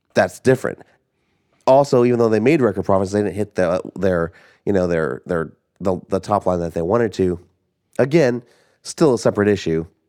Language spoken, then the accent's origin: English; Southern Illinois, United States; we grew up in Southern Illinois